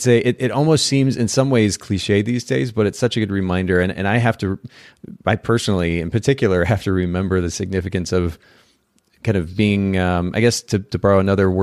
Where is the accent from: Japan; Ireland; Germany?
Japan; also born or lived in United States; in our bag lunch that we would take to school with us when we lived in the States. I grew up in Japan, and so we homeschooled and maybe had lunch at home at that point.